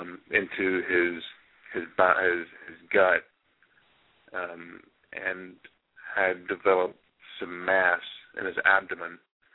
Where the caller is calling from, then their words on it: Sachse, Texas, United States; Yeah, Sachse, Texas.